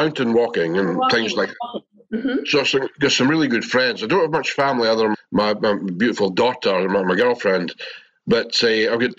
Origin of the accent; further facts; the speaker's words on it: Scotland, United Kingdom; accent: Scottish; my Scottish accent